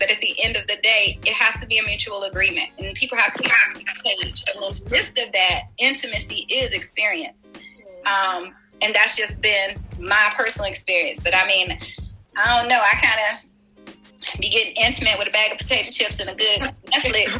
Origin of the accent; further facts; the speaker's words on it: Washington, District of Columbia, United States; I grew up in Washington, D.C. I was raised